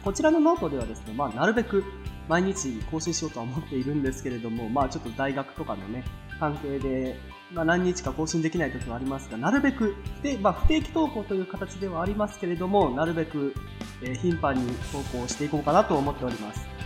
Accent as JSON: {"language": "Japanese", "region": "Kansai", "country": "Japan", "tie": "born or raised there", "accent": "Kansai dialect", "said": "もう幼少期はずっと関西で過ごしてきました"}